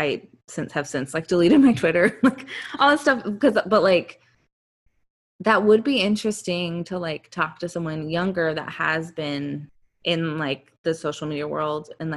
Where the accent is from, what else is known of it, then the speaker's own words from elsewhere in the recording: Georgia, United States; growing up in Georgia